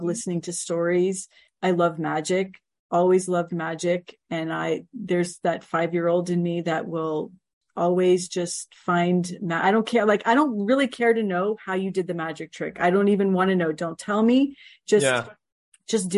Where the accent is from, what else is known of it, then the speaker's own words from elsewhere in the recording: Miami, Florida, United States; moved away; my hometown of Miami